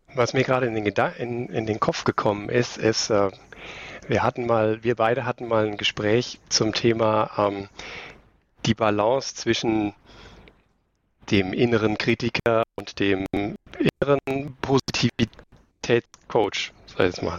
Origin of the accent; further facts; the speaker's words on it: Aschaffenburg, Bavaria, Germany; moved away; also born or lived in Karlsruhe; Ich komme aus Aschaffenburg ursprünglich. Das ist ein kleiner Zipfel am Ende von Bayern oben.